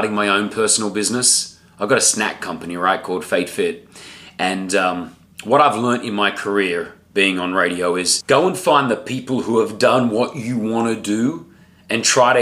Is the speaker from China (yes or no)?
no; Australia; also born or lived in Lebanon; now in Dubai, United Arab Emirates; I'm an Australian Lebanese guy